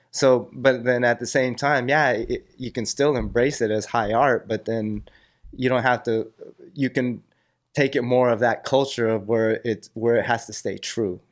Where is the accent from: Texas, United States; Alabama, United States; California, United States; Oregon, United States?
California, United States; Cerritos; I grew up in Cerrito, so it was a little more suburb.